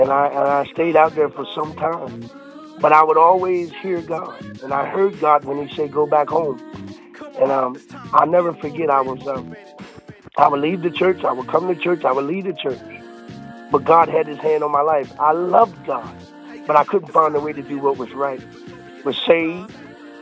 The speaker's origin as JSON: {"language": "English", "town": "Milford", "region": "Delaware", "country": "United States", "tie": "born or raised there", "moved": "as an adult", "lives_now": "North Carolina, United States", "said": "I was born in Milford, Delaware in 1977."}